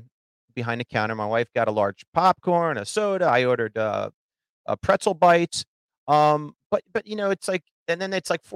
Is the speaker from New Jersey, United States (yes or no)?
yes; New Jersey, United States; moved away as an adult; now in Philadelphia, United States; I grew up in Jersey. I moved here when I got married.